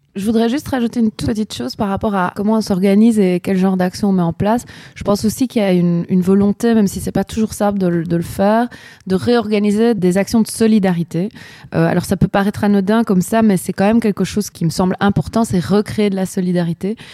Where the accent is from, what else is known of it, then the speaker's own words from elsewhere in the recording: Chile; moved away; je viens quand même du Chili